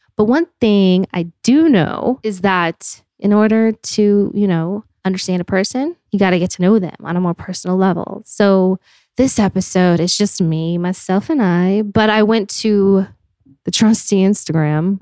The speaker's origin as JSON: {"language": "English", "town": "Park City", "region": "Utah", "country": "United States", "tie": "born or raised there", "moved": "as an adult", "lives_now": "Los Angeles, United States", "said": "I grew up in Park City, Utah"}